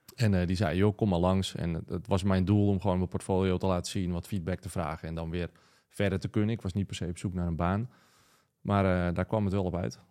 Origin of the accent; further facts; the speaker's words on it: Wieringen, North Holland, Netherlands; now in Schagen, Netherlands; ik kom zelf oorspronkelijk van Wieringen.